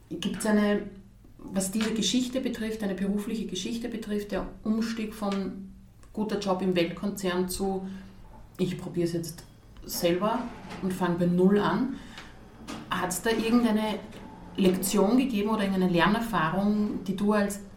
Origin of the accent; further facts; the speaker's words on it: Krems, Lower Austria, Austria; Also ich bin selbst aus Krems und merke, die Marke, die Nikolai gibt, die wird wahrgenommen die kriegt man mittlerweile in so vielen Bereichen in Krems oder Umgebung zu kaufen.